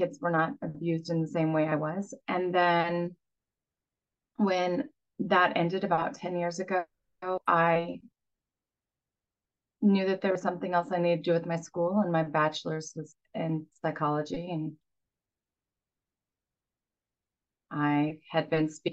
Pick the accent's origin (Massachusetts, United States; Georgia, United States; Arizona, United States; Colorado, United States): Colorado, United States; Boulder; I grew up in Boulder, Colorado